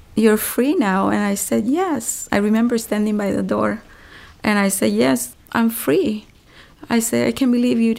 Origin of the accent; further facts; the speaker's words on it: Honduras; English is a second language; now in Los Angeles, United States; I'm from Honduras